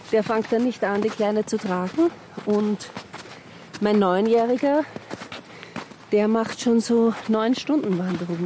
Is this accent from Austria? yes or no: yes; Vienna, Austria; accent: Viennese; also born or lived in Blue Mountains, Australia / Carinthia; aber ich war mein Leben lang in Wien. Ich rede auch wie eine Wienerin.